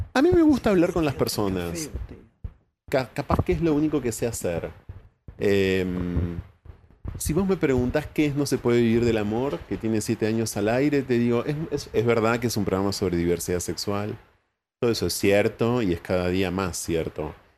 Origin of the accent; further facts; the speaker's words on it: Ensenada, Buenos Aires Province, Argentina; yo nací en Ensenada